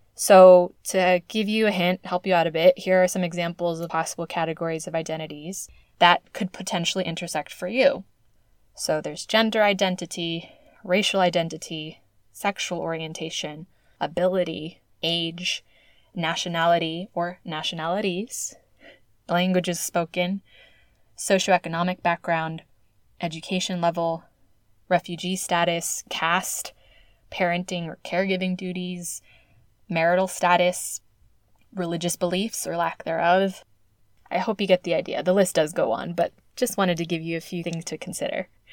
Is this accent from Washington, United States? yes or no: no; California, United States; Oakland, California, my home state